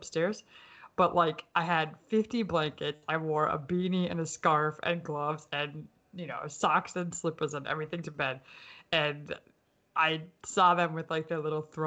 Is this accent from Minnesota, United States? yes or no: yes; Minnesota, United States; now in Pennsylvania, United States; I grew up in Minnesota